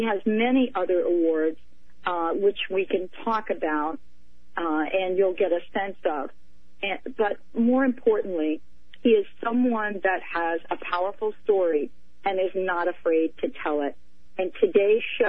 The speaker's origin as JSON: {"language": "English", "town": "New York City", "region": "New York", "country": "United States", "said": "I'm from New York City"}